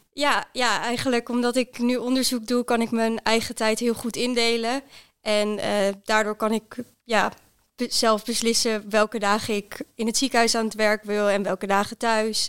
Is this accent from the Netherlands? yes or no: yes; Netherlands; moved away as an adult; also born or lived in Groningen; now in Zwolle, Netherlands; ik kom oorspronkelijk uit Weijen